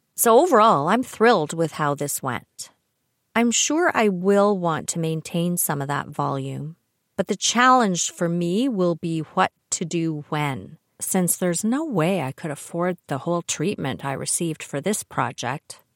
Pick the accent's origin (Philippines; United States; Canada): Canada; I'm Canadian